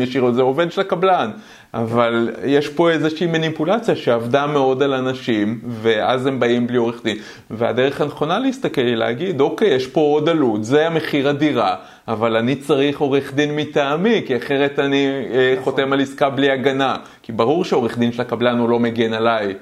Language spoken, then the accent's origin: Hebrew; Israel; אני בכלל גדלתי בחברה קומוניסטית. אה, אבל לא קומוניזם כמו ברוסיה, שיש כאלה שיש להם הרבה יותר וכאלה okay. אוקיי. שפחות, אלא קומוניזם אמיתי, קיבוץ.